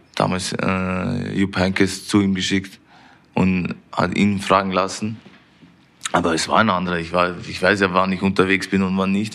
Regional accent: Vienna, Austria; moved away as an adult; now in Munich, Germany; wo ich aufgewachsen bin in Wien

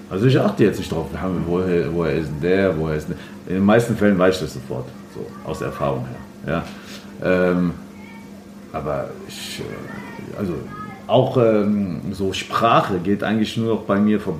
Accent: Frankfurt, Hesse, Germany; Ähm, wie viele aus Bockenheim äh, sind wir aber in Ginnheim geboren.

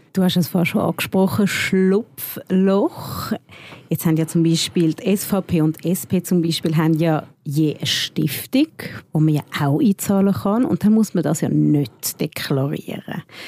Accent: Switzerland; bei uns in der Schweiz

